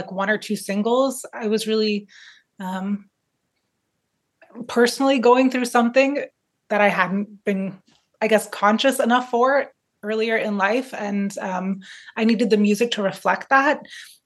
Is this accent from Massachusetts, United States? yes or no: yes; Boston, Massachusetts, United States; also born or lived in New York; now in Switzerland; I grew up in Boston and then moved to New York. And now I'm currently living in Switzerland.